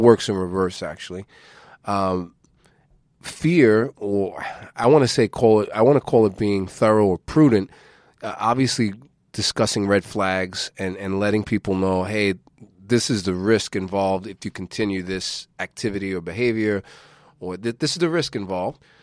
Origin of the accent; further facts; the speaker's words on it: United States; as an American citizen